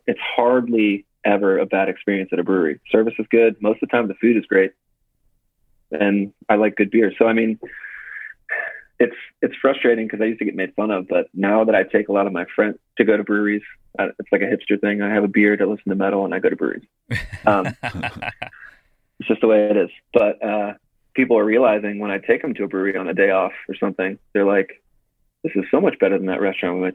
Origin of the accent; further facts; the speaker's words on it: Dayton, Ohio, United States; I'm from Dayton, Ohio, small town, never any traffic.